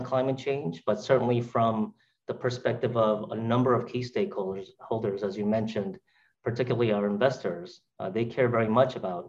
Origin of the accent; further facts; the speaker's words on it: New York City, New York, United States; from my roots as an immigrant, from a kid growing up in Brooklyn